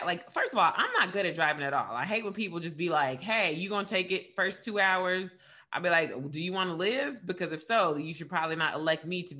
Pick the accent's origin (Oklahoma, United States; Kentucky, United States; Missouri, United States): Kentucky, United States; Radcliff; moved away; I'm from Radcliffe, Kentucky. It's like a really small town